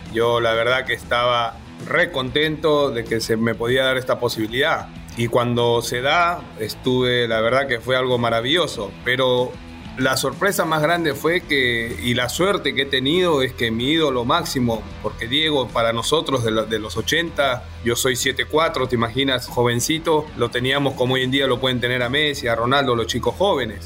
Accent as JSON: {"language": "Spanish", "country": "Peru"}